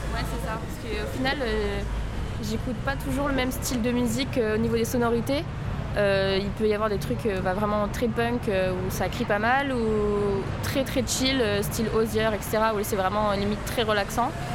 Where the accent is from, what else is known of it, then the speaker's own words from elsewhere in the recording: France; je suis française des deux côtés